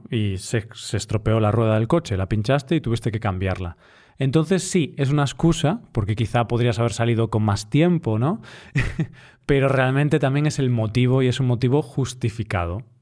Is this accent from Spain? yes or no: yes; Spain; soy español